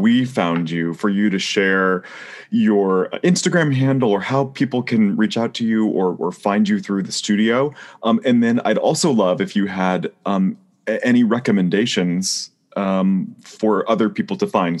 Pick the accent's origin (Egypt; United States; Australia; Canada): United States; San Jose, California; moved away; I am also from San Jose